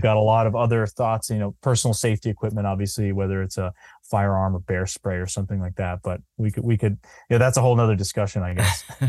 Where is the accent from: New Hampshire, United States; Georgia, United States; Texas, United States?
New Hampshire, United States; I'm pretty focused in New Hampshire 'cause I'm from here